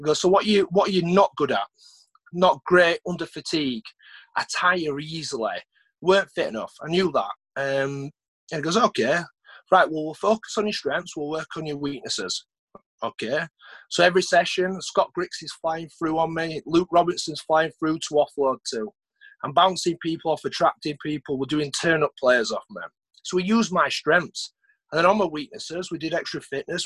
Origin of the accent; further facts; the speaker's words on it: Huddersfield, Yorkshire and the Humber, United Kingdom; play for my hometown